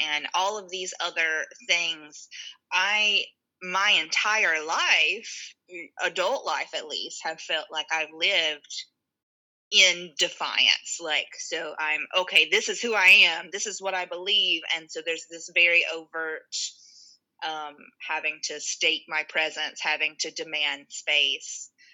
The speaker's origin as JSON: {"language": "English", "region": "North Carolina", "country": "United States", "tie": "born or raised there", "also_born_or_lived": "New York", "lives_now": "Durham, United States", "said": "I'm from a small town, North Carolina, a couple hours from here"}